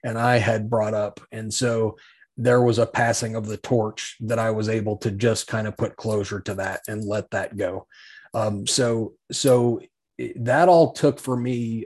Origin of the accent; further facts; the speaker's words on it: Salida, Colorado, United States; also born or lived in Thornton, Colorado; I was born in Thornton. That's there at the hospital. And then I grew up, of course, in Salida, Colorado, in the mountains there